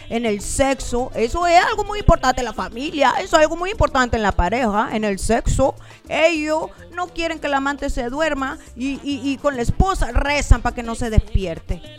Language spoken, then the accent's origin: Spanish; Cuba; now in Mexico; yo soy cubana, yo vengo de la isla, de allá de la isla, de, de Cuba, de, de mi tierra, de mi país, de Cuba pero yo ya hablo como una mexicana, güey.